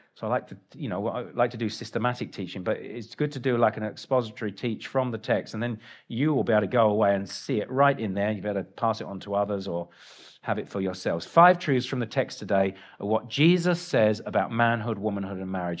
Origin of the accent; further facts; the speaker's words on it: England, United Kingdom; moved away; I'm English